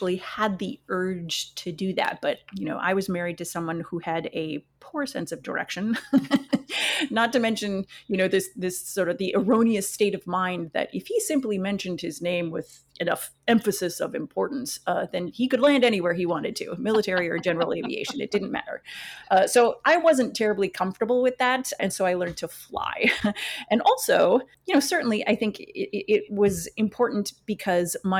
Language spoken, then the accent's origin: English; northwest Wisconsin, United States; growing up in Wisconsin, where I did in the northwest part of the state